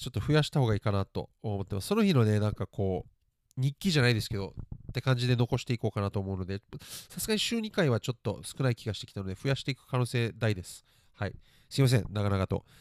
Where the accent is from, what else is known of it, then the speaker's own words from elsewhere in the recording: Japan; 日本で育って